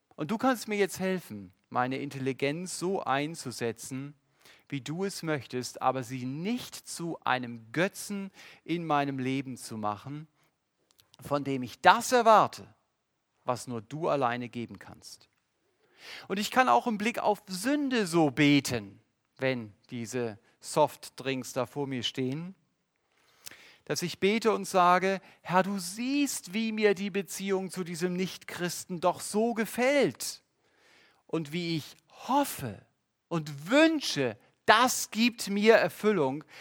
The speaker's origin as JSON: {"language": "German", "country": "Germany", "said": "Als Deutsche"}